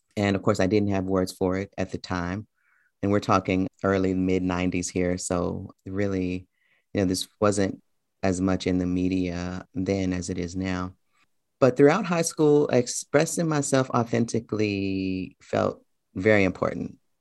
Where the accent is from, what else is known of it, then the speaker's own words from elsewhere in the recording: Memphis, Tennessee, United States; moved away as an adult; also born or lived in Tucson, Arizona / New York City; I spent the first several years, um, in a neighborhood in Memphis called Orange Mound